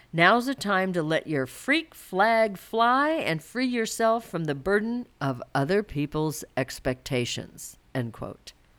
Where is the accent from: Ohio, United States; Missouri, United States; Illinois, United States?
Missouri, United States; moved away; Growing up in Missouri